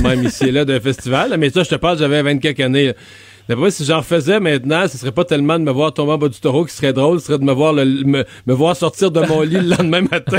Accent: Bas-Saint-Laurent, Quebec, Canada; mon coin de pays, dans le bas du fleuve

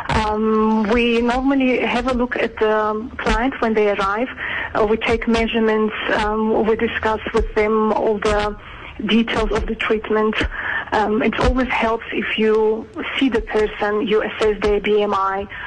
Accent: Georgia; English is a second language; now in South Africa; Yes, I'm originally from Georgia, but um, I have been living in South Africa for 20

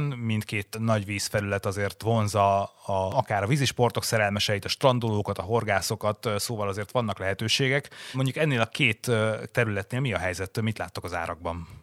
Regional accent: Borsod-Abaúj-Zemplén, Hungary; persze hazabeszélek borsodiként

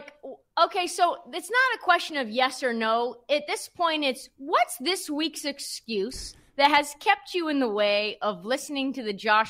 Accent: Portland, Oregon, United States; I grew up in Portland

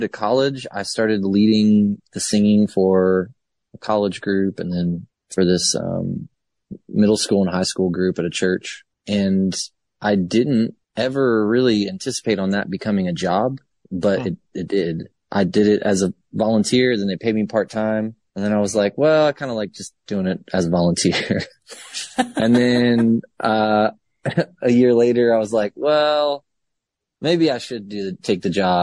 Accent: Baltimore, Maryland, United States; moved away as an adult; also born or lived in Savannah, Georgia; I came from the state of Maryland. That's where I was born. I was born in the city of Baltimore

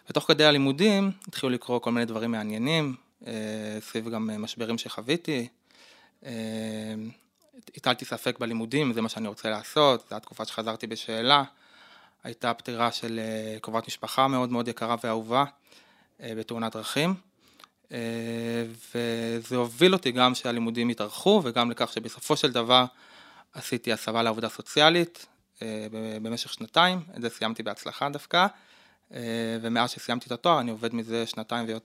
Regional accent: Judea and Samaria Area, Israel; גדלתי בגוש עציון.

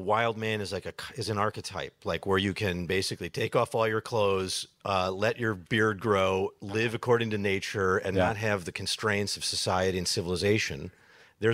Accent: Chicago, Illinois, United States; my hometown of Chicago

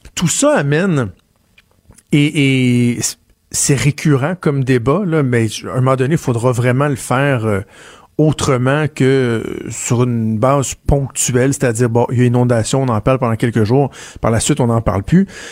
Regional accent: Quebec, Canada; chez nous, au Québec

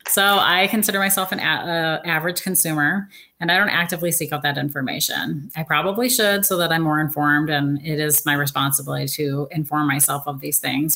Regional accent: Seattle, Washington, United States; I'm from Seattle, Washington

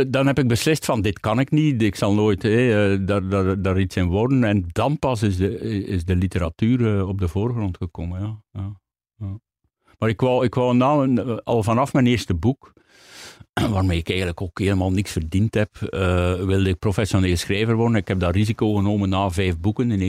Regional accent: Hamme, Flanders, Belgium; In Hamme. Dat is tussen, tussen Gent en, eh, en, Antwerpen eigenlijk.

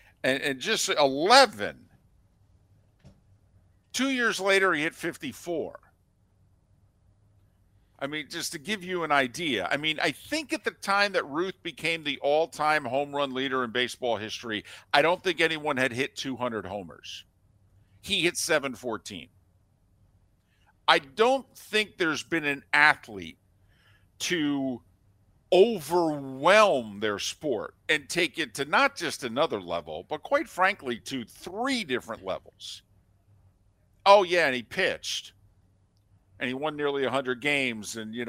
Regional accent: New Jersey, United States; I grew up in Jersey

